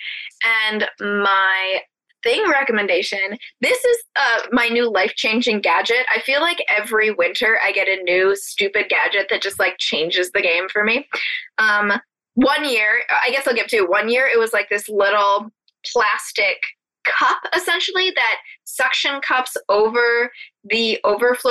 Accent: New England, United States; Based in my hometown

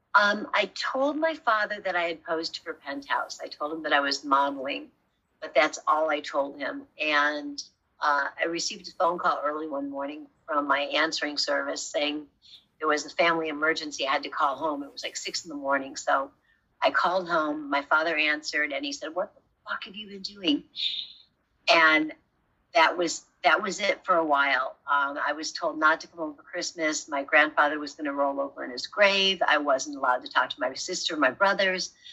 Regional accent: Rockford, Illinois, United States; moved away as an adult; also born or lived in California; I'm from Rockford, Illinois

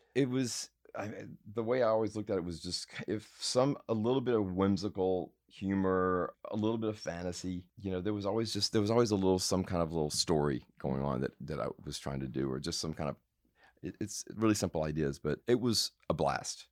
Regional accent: Madison, Mississippi, United States; moved away as an adult; also born or lived in Jackson, Mississippi / New York; I'm from, um, from Mississippi. I was born in Jackson, and then we moved out to a suburb of Jackson, Madison, when I was probably in the third grade, and kind of lived there until I ran off

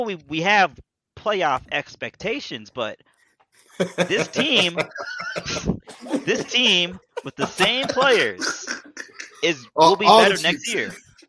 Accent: South Florida, United States; I'm really from South Florida.

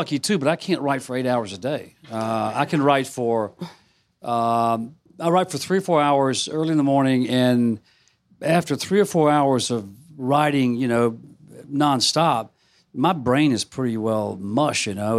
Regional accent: a suburb of Memphis, Mississippi, United States; my hometown, a suburb of Memphis

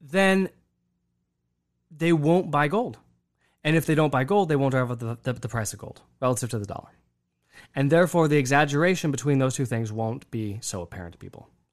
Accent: United States; an American Catholic

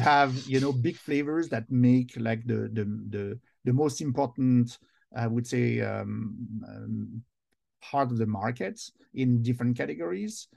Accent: Versailles, Île-de-France, France; English is a second language; moved away as an adult; now in United States; I was born in France, and now I'm both, in fact, uh, American and French. I've been twenty years now here in the U S.

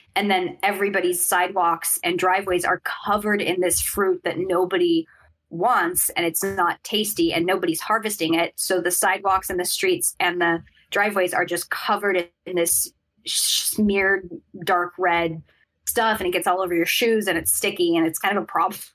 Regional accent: Sacramento, California, United States; I grew up in Sacramento

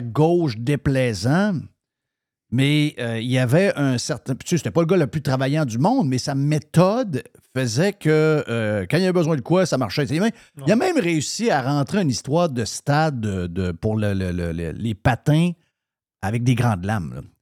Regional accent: Quebec, Canada; je suis québécois

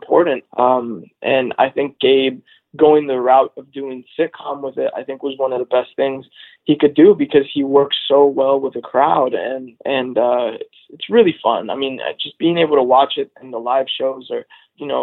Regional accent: Los Angeles, California, United States; I grew up in Los Angeles

